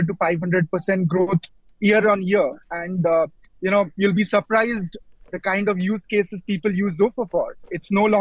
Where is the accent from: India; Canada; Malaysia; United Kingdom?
India; now in United Arab Emirates; I come from India